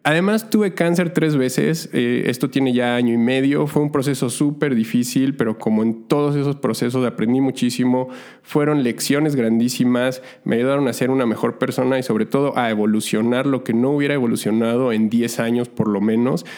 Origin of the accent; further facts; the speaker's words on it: Mexico City, Mexico; moved away as an adult; also born or lived in Montreal, Canada; la Ciudad de México, de donde soy originario